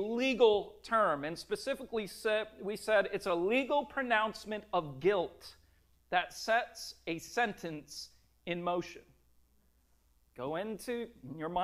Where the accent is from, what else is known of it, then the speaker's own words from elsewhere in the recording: Minnesota, United States; I grew up in Minnesota